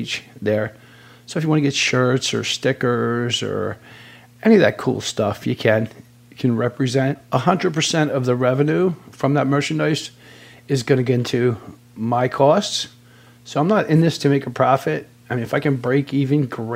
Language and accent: English; outside Philadelphia, Bucks County, Pennsylvania, United States; I was born and raised just outside Philadelphia, Pennsylvania